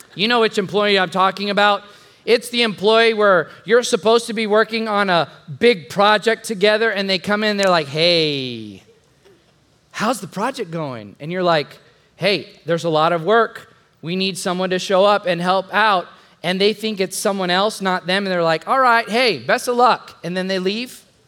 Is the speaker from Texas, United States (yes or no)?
yes; the Mexico border, Texas, United States; now in San Antonio, United States; when I was 12 years old, growing up on the Mexico border.